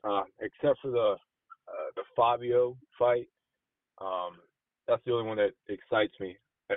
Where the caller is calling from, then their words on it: Maryland, United States; I'm calling you from the DMV area, particularly Maryland.